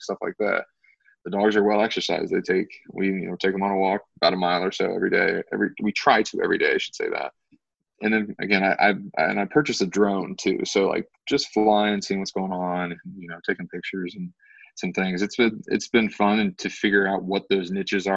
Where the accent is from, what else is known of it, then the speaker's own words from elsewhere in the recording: Youngstown, Ohio, United States; I'm from Youngstown, Ohio. It's an hour away from Pittsburgh. My hometown to Cincinnati is 4.5 hours.